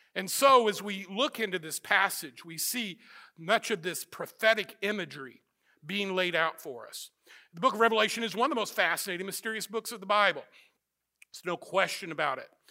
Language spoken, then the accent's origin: English; Missouri, United States; moved away; also born or lived in Florida; I grew up in Missouri